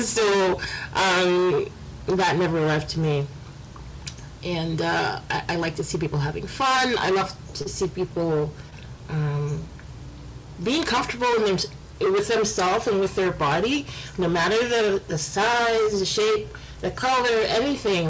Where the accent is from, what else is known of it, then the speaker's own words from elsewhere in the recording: Canada; I was born in Canada. My parents are from from the Caribbean